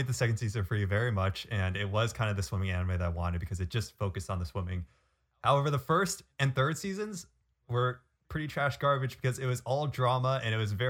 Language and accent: English; California, United States; growing up in California, I was always a water rat